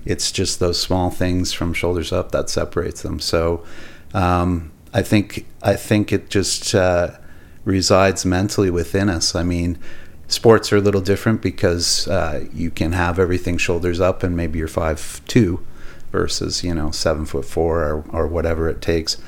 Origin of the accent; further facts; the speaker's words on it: Millet, Alberta, Canada; also born or lived in Edmonton / Arlington, Texas / Wetaskiwin; We had the farm in, in Millet.